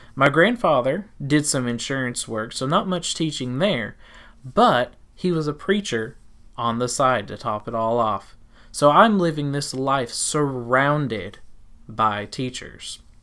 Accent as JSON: {"language": "English", "region": "Tennessee", "country": "United States", "tie": "born or raised there", "also_born_or_lived": "South Carolina", "said": "Eventually, we left South Carolina and moved to Tennessee, which you can probably hear in my accent"}